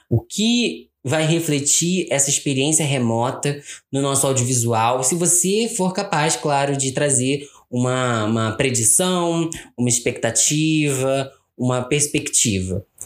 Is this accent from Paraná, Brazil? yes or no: no; Rio de Janeiro, Brazil; Eu nasci e fui criado no Rio de Janeiro